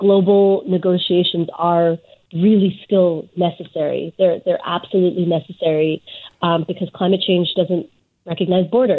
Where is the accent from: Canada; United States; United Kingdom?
Canada; British Columbia; as British Columbians specifically, we have, you know, we have our own forest to point